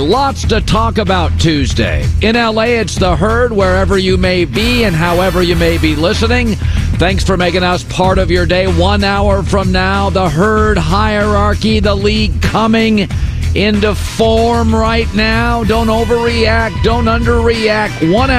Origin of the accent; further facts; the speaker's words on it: the Northwest, Pacific Northwest, United States; I'm from the Northwest.